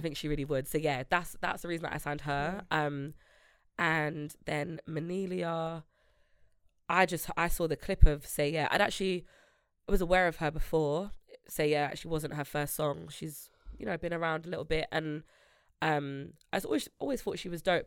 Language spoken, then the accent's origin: English; London, United Kingdom; I grew up in Grove, but I live in Northwest